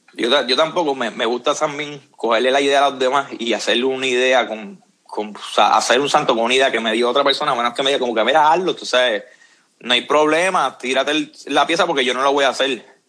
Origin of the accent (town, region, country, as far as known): Puerto Rico; moved away as an adult; now in San Antonio, United States